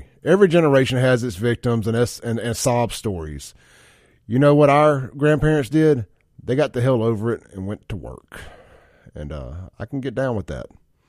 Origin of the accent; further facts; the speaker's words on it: Jackson, Mississippi, United States; I'm from South Jackson.